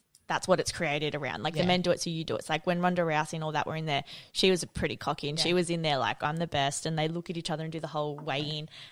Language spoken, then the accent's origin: English; Queensland, Australia; I'm a Queenslander